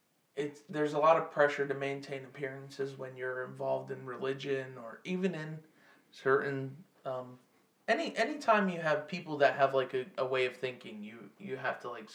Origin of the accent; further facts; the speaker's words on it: the South, United States; growing up in the South